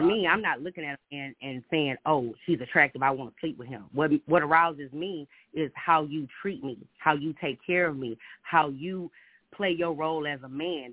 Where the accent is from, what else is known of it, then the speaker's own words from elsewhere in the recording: Houston, Texas, United States; now in Minneapolis, United States; I'm from Houston, Texas. I've been living in Minneapolis for four years, so I understand the South.